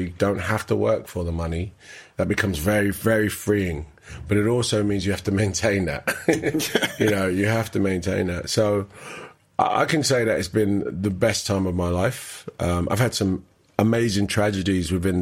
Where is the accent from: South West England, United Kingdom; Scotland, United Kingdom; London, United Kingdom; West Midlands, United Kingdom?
London, United Kingdom; also born or lived in Canning Town; growing up in Hackney